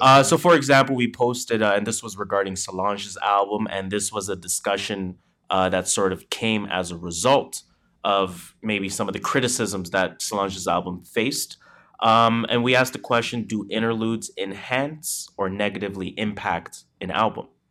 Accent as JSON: {"language": "English", "country": "Canada", "said": "we are Canadian"}